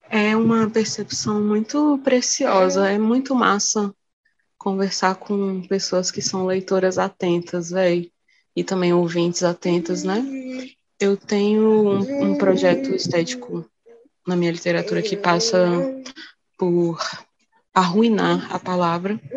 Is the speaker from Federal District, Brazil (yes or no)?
yes; Brasília, Federal District, Brazil; accent: sotaque de Brasília; Vim de Brasília, né? Que é onde eu nasci, onde eu moro